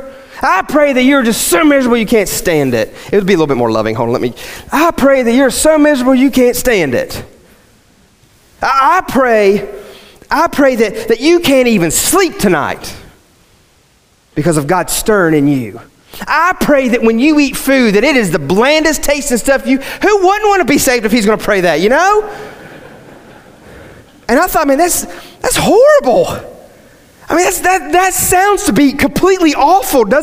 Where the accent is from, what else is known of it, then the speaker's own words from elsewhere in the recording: West Virginia, United States; I grew up in West Virginia, and we had these old country preachers